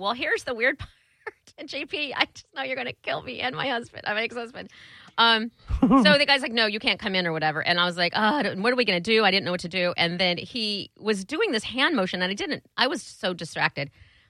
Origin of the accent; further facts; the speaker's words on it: Iowa, United States; I was born in Iowa, damn it. In the middle of America.